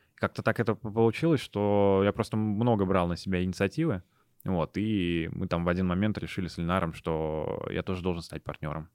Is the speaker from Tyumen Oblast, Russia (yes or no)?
no; Moscow, Russia; moved away as an adult; now in Kazan, Russia; я родился и вырос в Москве, до 18 лет я жил там и закончил гимназию 1534